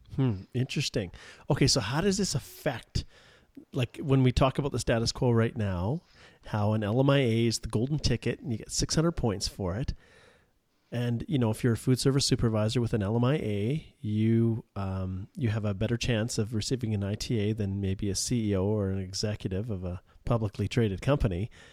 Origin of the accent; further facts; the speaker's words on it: Western Canada, Canada; I'm from Western Canada here